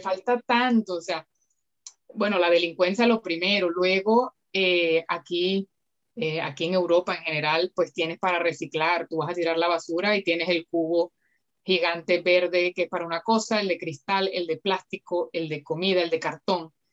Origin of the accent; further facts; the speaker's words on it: Valencia, Carabobo, Venezuela; moved away as an adult; also born or lived in Manchester, United Kingdom; now in Valencia, Spain; yo soy de Valencia, Venezuela, y vivo en Valencia, España